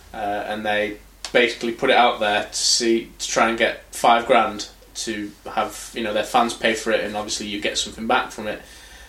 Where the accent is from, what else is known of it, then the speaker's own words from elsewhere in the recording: England, United Kingdom; I was like, I'm from England.